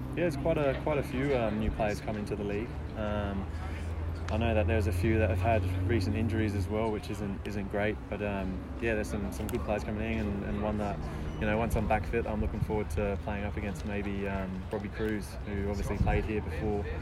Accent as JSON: {"language": "English", "region": "England", "country": "United Kingdom", "tie": "born or raised there", "moved": "yes", "lives_now": "Australia", "said": "I grew up in England as well"}